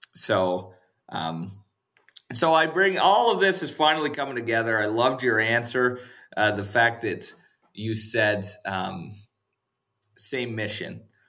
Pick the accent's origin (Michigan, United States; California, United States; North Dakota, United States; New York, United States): North Dakota, United States; Western; moved away; we spent the night in Western North Dakota at my parents' house. Uh, they still live at the same house that I grew up